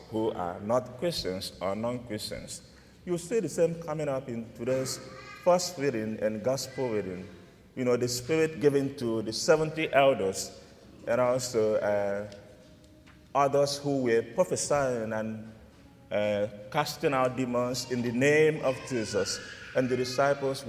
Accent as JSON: {"language": "English", "country": "Nigeria", "moved": "yes", "said": "I'm from Nigeria, and I grew up in a deep Catholic environment"}